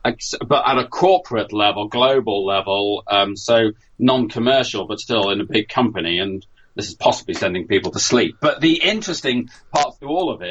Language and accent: English; United Kingdom; I'm British